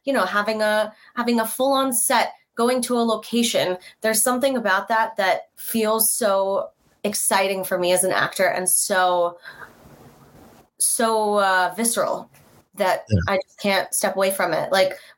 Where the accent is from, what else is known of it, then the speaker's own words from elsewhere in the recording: California, United States; I'm from California, born and raised.